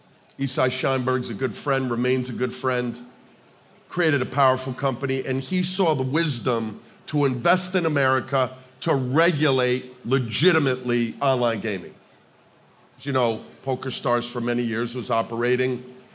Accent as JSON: {"language": "English", "region": "New Jersey", "country": "United States", "tie": "born or raised there", "said": "New Jersey is an incredible state. It's my home state."}